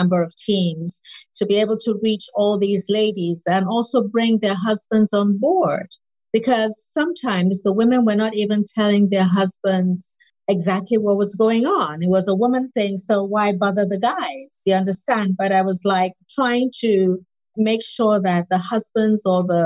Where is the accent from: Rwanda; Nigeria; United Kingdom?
Nigeria; I'm Nigerian, West African